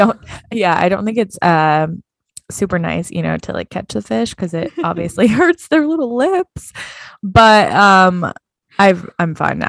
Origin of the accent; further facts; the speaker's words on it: Midwest, United States; I'm from the Midwest. So those photos of those deer hanging upside down are all over my Facebook